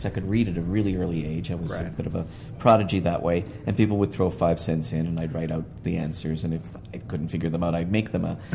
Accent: Toronto, Ontario, Canada; I was born in Toronto in 1952

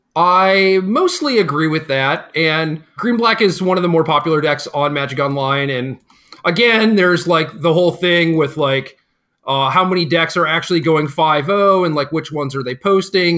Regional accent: Minnesota, United States; Where are you from? I say, Minnesota

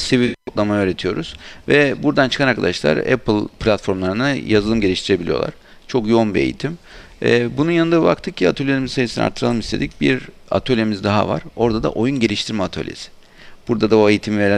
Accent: Aydın, Turkey; Ben Aydınlıyım esasında.

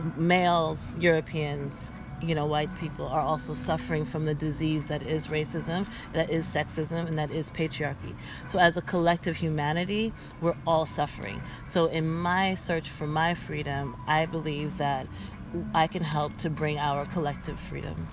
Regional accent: United States; I'm from the United States

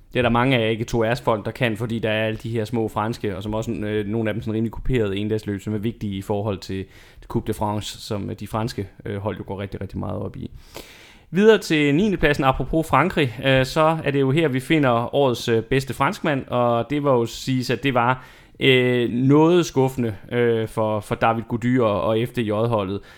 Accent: Denmark; vi som, som danskere

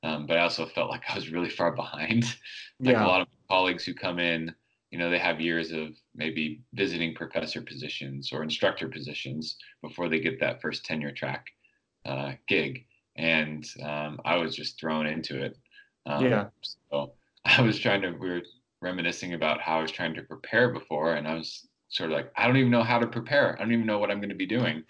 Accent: Bay Area, California, United States; moved away as an adult; also born or lived in Davis, California; now in Idaho, United States; I grew up in the Bay Area. So I grew up in California

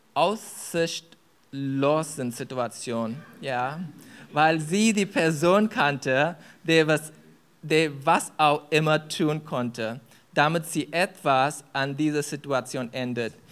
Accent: India; German is a second language; moved away; ich komme aus Indien

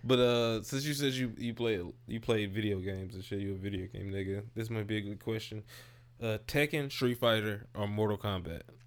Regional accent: St. Louis, Missouri, United States; I'm originally from Saint Louis

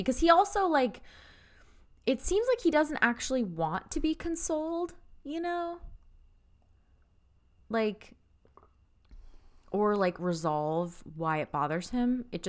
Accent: Lebanon

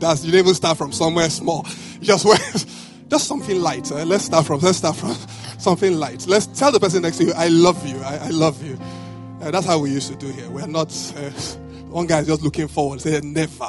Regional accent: Benin City, Edo, Nigeria; now in Lagos, Nigeria; I grew up in Benin

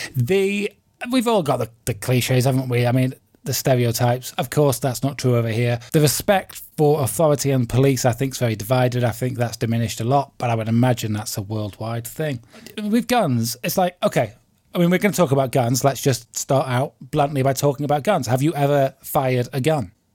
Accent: United Kingdom; I'm British

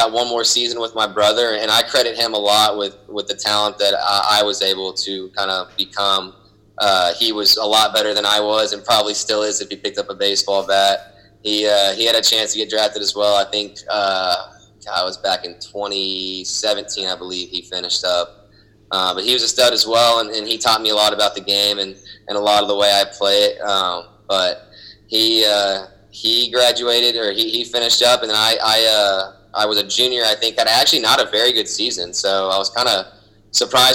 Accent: Houston, Texas, United States; also born or lived in Southlake, Texas; I grew up in Houston, Texas, so we grew up playing Little League around there.

